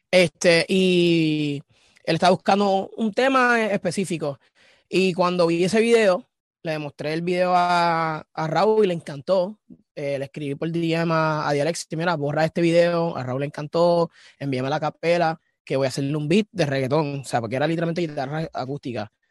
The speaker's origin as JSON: {"language": "Spanish", "region": "Texas", "country": "United States", "tie": "born or raised there", "also_born_or_lived": "Carolina, Puerto Rico / New York", "said": "Yo soy de Carolina, Puerto Rico, pero he tenido un bringing up. Me crié en Texas, viví en Nueva York, este, estuve de tour en Europa, soy como un, ciudadano del mundo, pero de PR."}